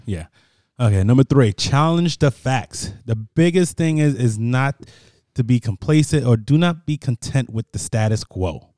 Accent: Paterson, New Jersey, United States; I was born in Patterson, New Jersey. Patterson, New Jersey is, is hood as it gets

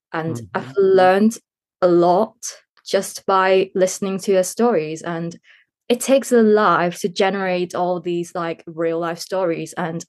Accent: Hong Kong; English is a second language; Yes. It's actually in the curriculum. It's mandatory to learn English.

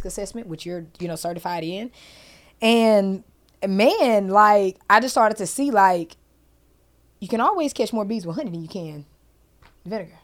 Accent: Huntsville, Alabama, United States; moved away; also born or lived in Harvest, Alabama; I'm from Huntsville, Alabama

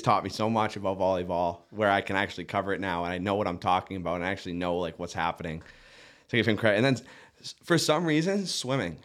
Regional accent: Duxbury, Massachusetts, United States; now in Nantucket, United States; I grew up in Duxbury, Massachusetts, South Shore

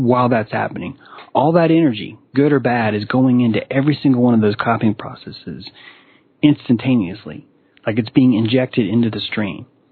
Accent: Chattanooga, Tennessee, United States; now in North Carolina, United States; I grew up in the South. I grew up in Chattanooga and in Tennessee.

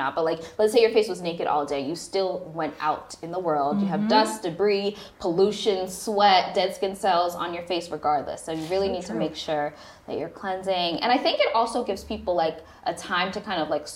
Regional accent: New York, United States; moved away as an adult; now in Los Angeles, United States; I went to school in New York. I grew up in New York.

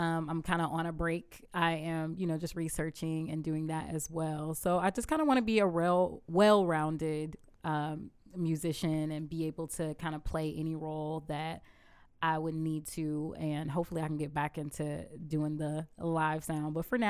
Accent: Augusta, Georgia, United States; also born or lived in Atlanta; Atlanta, Georgia. I moved down here to Augusta when I was three years old.

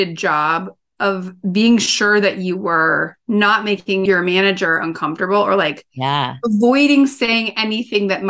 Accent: Midwest, United States; I grew up in the Midwest

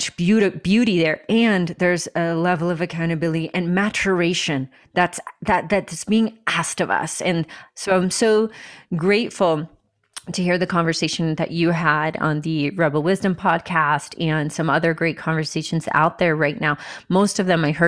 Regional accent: United States; here we are in America. Like, this is where you were born, I guess. I was born here.

